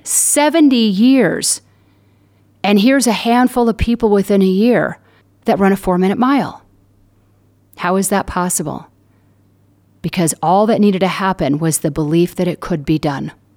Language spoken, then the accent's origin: English; Southern California, United States; I'm from Southern California